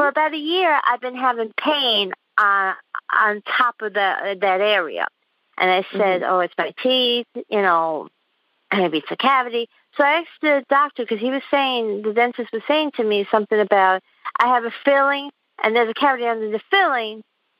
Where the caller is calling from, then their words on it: Queens, New York, United States; I'm calling from Queens, New York.